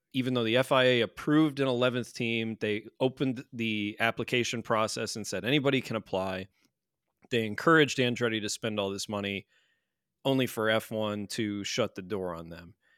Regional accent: United States; we are from the States

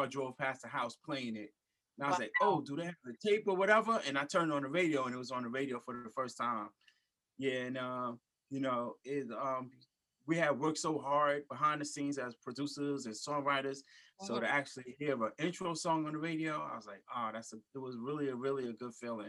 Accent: New York City, New York, United States; also born or lived in Germany / North Carolina / Georgia / Virginia; now in Long Island, United States; I was born and raised in Brooklyn, New York

